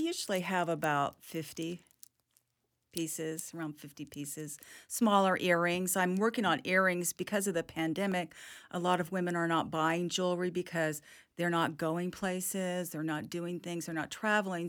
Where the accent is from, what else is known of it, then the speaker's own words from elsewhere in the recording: Hawaii, United States; now in Tallahassee, United States; my life growing up in Hawaii